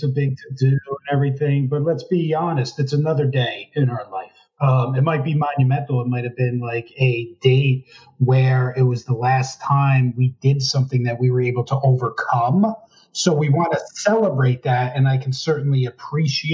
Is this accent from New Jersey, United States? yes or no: yes; Park Ridge, New Jersey, United States; I grew up in Park Ridge, New Jersey, northern New Jersey, right outside, probably 40-minute drive outside New York City